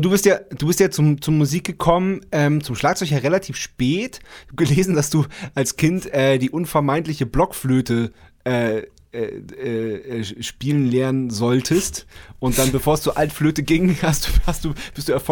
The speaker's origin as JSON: {"language": "German", "town": "Montreal", "region": "Quebec", "country": "Canada", "tie": "born there", "said": "die Legende besagt, ich bin in Montreal"}